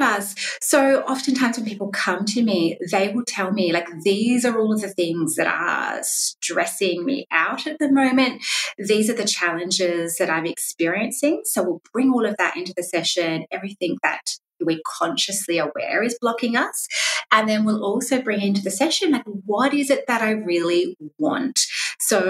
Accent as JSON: {"language": "English", "region": "South Australia", "country": "Australia", "moved": "as an adult", "lives_now": "Melbourne, Australia", "said": "I'm from South Australia originally"}